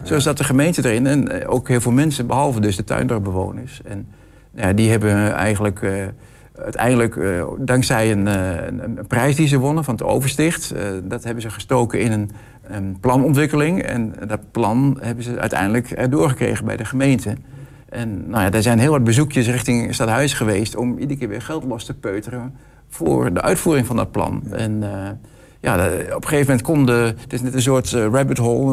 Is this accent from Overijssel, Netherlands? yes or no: yes; Hengelo, Overijssel, Netherlands; ik kom uit Hengelo